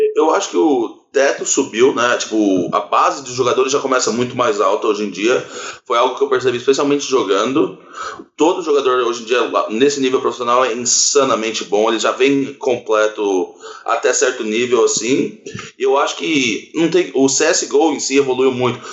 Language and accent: Portuguese; Orlando, Florida, United States; now in Brazil; Eu ainda morava nos Estados Unidos, que eu cresci lá em Orlando